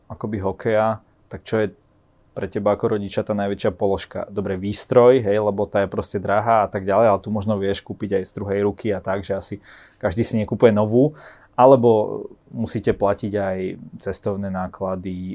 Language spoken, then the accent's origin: Slovak; Trenčín, Trenčín Region, Slovakia; U nás v Trenčine.